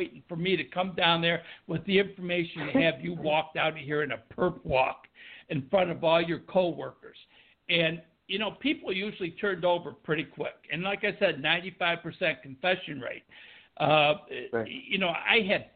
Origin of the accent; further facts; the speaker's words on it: Buffalo, New York, United States; being from New York and growing up in Buffalo, New York